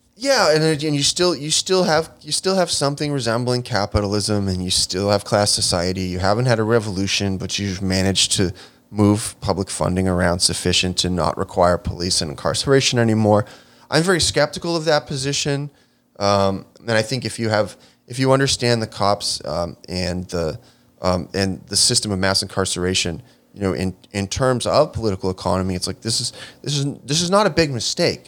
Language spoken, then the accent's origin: English; Chicago, Illinois, United States; Pilsen community books in my hometown of Chicago, Illinois.